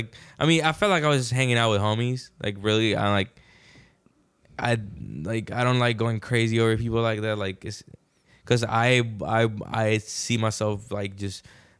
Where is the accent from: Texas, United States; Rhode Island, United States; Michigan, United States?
Texas, United States; Houston; I did Bumpy's birthday because I'm from Houston.